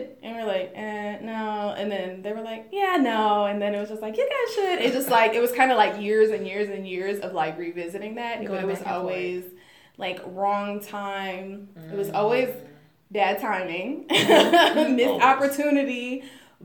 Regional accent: New York, United States; moved away; also born or lived in Texas; I'm from New York.

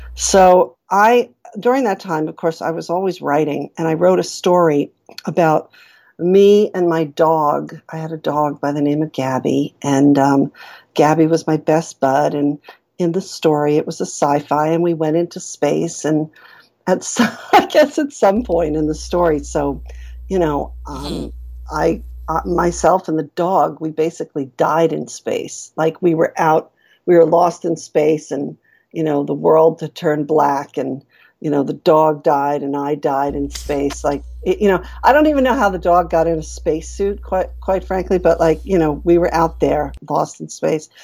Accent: New York, United States; our public school, I'm from New York, so we had a, I was in a really rough public school

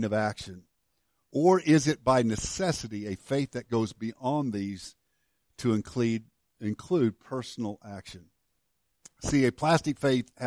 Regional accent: Woodlawn, Illinois, United States; moved away; my hometown of Woodlawn, Illinois

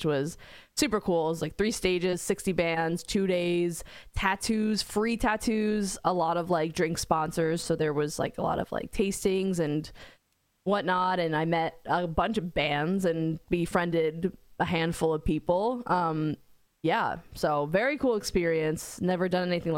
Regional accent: New Jersey, United States; also born or lived in North Carolina; I went to school in North Carolina and I'm from Jersey

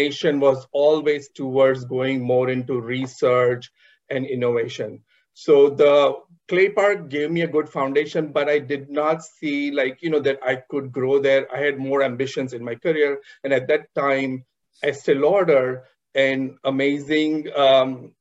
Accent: Mumbai, Maharashtra, India; I was born and raised in Mumbai in an entrepreneur family.

